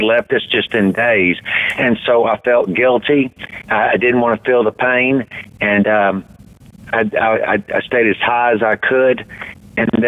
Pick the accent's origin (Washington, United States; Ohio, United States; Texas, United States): Texas, United States; Deer Park; also born or lived in Houston, Texas; I grew up in Deer Park, which is on the southeast side of Houston